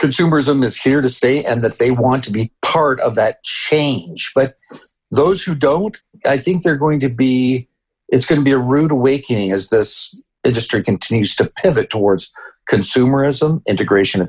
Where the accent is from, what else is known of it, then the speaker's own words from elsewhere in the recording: Canada; also born or lived in Peru; now in United States; I grew up in Canada.